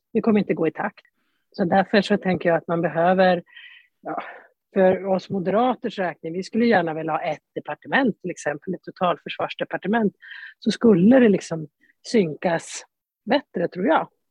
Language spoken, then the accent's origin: Swedish; Jämtland, Sweden; moved away; also born or lived in Stockholm County; Jag är född och uppvuxen i Jämtland.